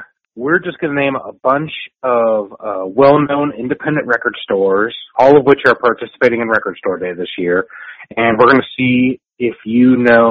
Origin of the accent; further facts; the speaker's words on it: Denver, Colorado, United States; moved away; That's my old haunt, actually. I grew up in Denver.